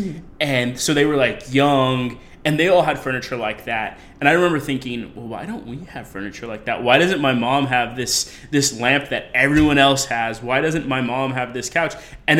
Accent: Colorado, United States; moved away as an adult; now in New York, United States; I'm from Colorado.

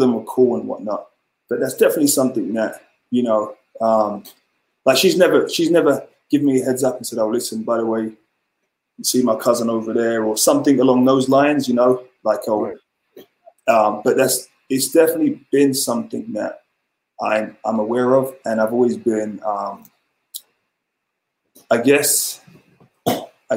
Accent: Ghana; now in London, United Kingdom; I'm from Ghana, West Africa.

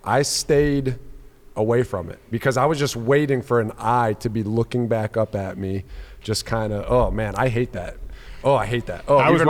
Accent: United States; as an American, I find a lot of my individualism in being an American.

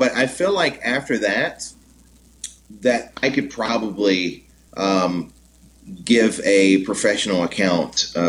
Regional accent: Jennings, Louisiana, United States; moved away; in my hometown in Jennings, Louisiana

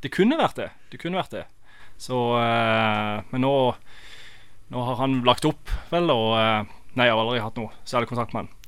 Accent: Norway; now in United States

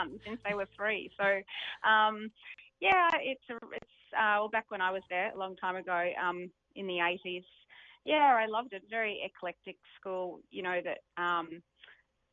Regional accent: Melbourne, Victoria, Australia; I grew up in Glen Waverley

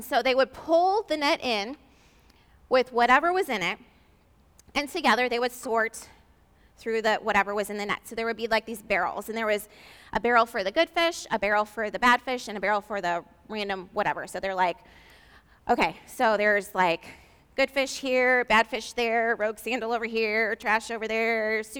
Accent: St. Louis, Missouri, United States; I'm from St. Louis

